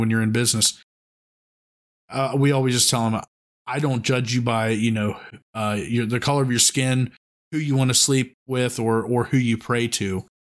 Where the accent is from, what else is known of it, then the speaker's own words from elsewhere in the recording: West Virginia, United States; I grew up in Central West Virginia